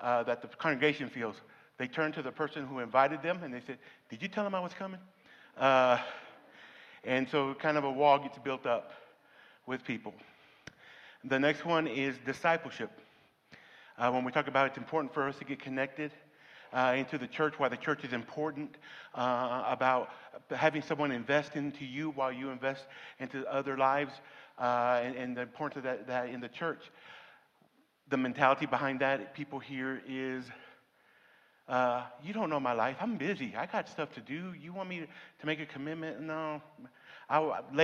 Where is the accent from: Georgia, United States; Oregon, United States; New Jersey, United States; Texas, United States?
Texas, United States; Denver City; I grew up here in Denver City.